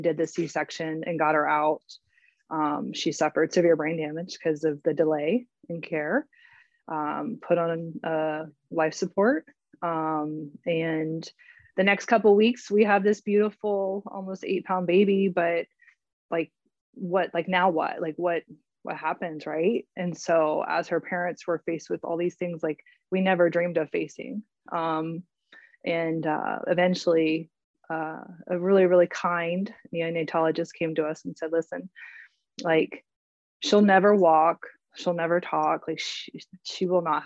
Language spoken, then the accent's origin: English; Florida, United States; also born or lived in Winter Park, Florida; I'm also a Floridian. I'm joining from Winter Park, Florida.